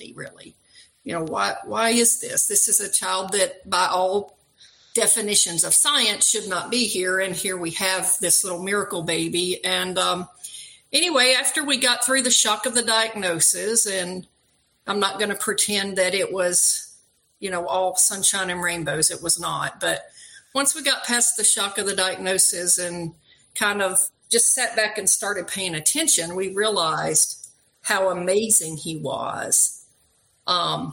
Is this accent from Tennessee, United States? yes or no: yes; outside of Nashville, Tennessee, United States; moved away as an adult; also born or lived in New Mexico / Washington State; I grew up outside of Nashville